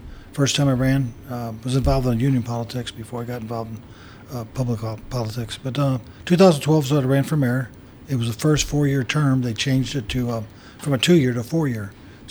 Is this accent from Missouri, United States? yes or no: yes; Florissant, Missouri, United States; moved away as an adult; now in Wentzville, United States; I'm from Florissant, correct.